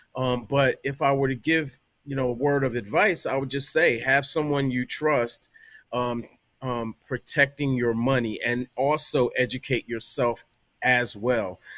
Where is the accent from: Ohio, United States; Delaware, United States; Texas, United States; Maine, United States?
Delaware, United States; now in New York, United States; I'm from Delaware originally